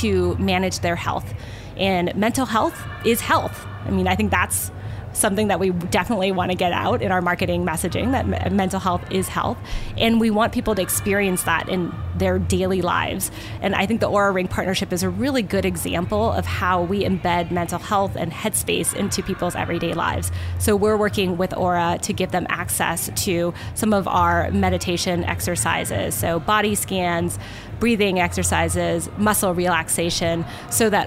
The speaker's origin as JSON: {"language": "English", "region": "Southern California", "country": "United States", "tie": "born or raised there", "said": "I grew up in Southern California, so I spent a lot of my childhood here."}